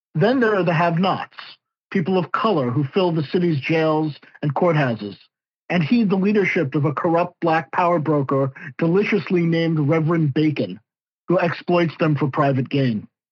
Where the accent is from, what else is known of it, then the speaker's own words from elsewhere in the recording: the New York suburbs, United States; As a teenager growing up in the New York suburbs during the 1980s